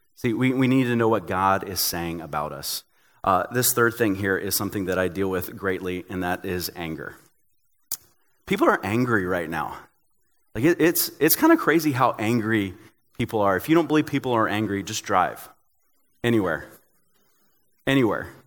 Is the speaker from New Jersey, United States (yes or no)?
no; Tennessee, United States; I'm from Tennessee